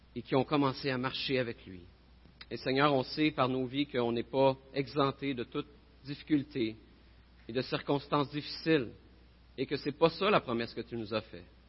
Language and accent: French; Bécancour, Quebec, Canada; je viens de Bécancourt